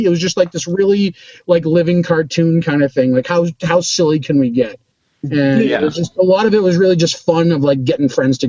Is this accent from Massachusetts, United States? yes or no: yes; Boston, Massachusetts, United States; but I'm from Boston. There's not really Western out this way.